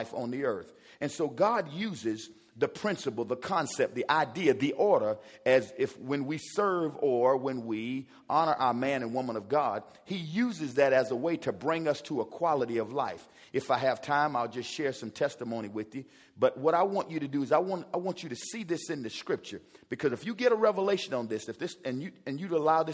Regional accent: South Carolina, United States; I'm a teacher from South Carolina.

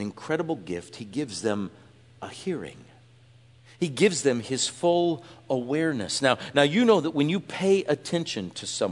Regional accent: Iowa, United States; I was from Iowa.

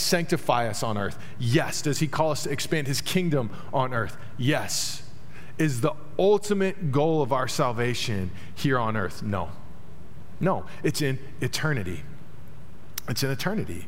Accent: Dallas, Texas, United States; moved away; also born or lived in Terre Haute, Indiana; I grew up in Dallas, large city, obviously.

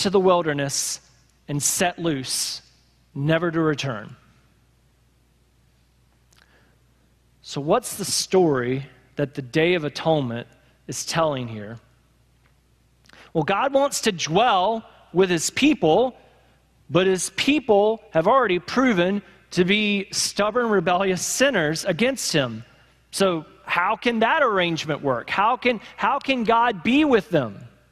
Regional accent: United States; we as American Christians

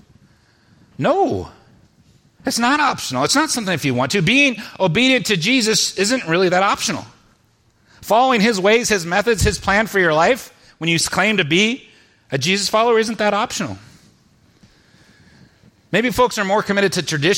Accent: Spokane, Washington, United States; we went to a Christian church, and ended up with some Christian churches in Spokane

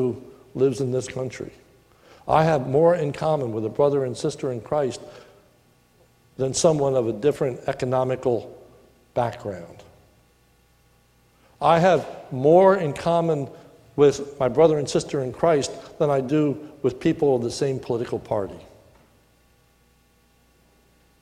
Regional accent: United States; I'm glad to be an American

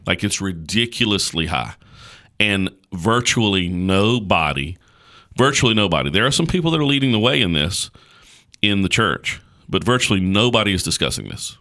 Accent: United States; us as American Christians

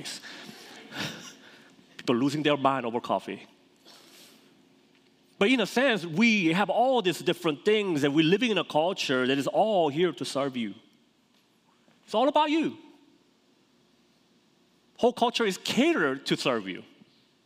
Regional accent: South Korea; moved away; I grew up in Korea, South Korea.

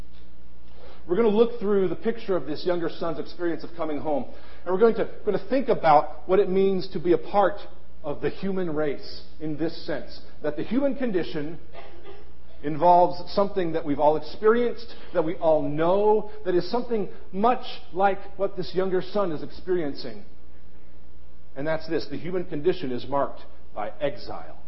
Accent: Ohio, United States; born or raised there; moved away

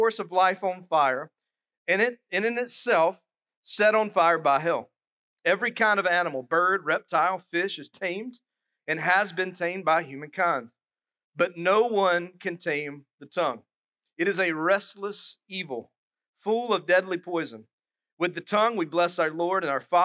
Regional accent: Dillon, South Carolina, United States; now in Moncks Corner, United States; my hometown, Dillon. You go through it to get to Myrtle Beach

